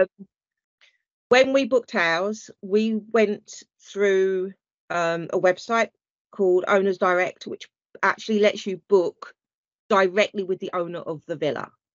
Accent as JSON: {"language": "English", "country": "United Kingdom"}